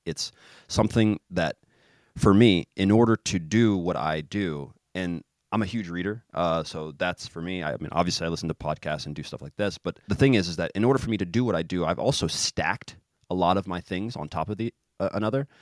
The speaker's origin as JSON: {"language": "English", "town": "Kansas City", "country": "United States", "also_born_or_lived": "Zagreb, Croatia", "moved": "as an adult", "said": "I'm from Kansas City"}